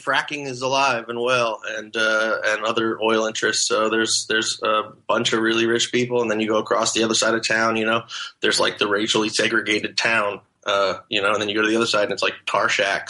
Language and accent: English; Portland, Oregon, United States; moved away as an adult; now in Texas, United States; I grew up in Portland, mostly. We moved out here when I was 12, and my family's still in Portland.